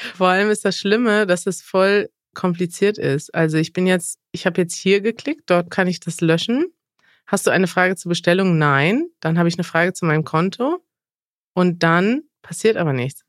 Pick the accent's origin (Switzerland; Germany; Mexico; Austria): Mexico; German is a second language; Mexiko, mein Heimatland